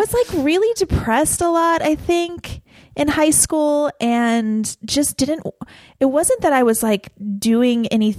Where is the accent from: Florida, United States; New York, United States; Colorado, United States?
Florida, United States; moved away as an adult; also born or lived in Kentucky / Chicago; I'm from Kentucky originally. Okay. I lived in Florida for 10 years. Okay. Went back to Kentucky for high school